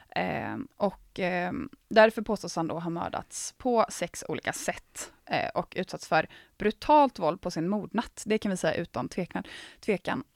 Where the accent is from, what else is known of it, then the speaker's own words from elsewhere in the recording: Gothenburg, Västra Götaland, Sweden; Jag är från typ Göteborg